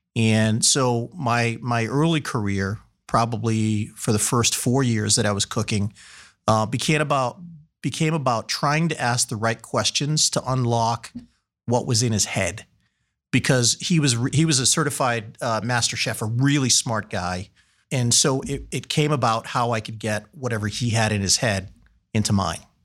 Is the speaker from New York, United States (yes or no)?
no; Massachusetts, United States; moved away as an adult; also born or lived in San Francisco / Washington, D.C.; now in Columbus, United States; growing up in the East, again, two miles from the water, we used to go cohogging.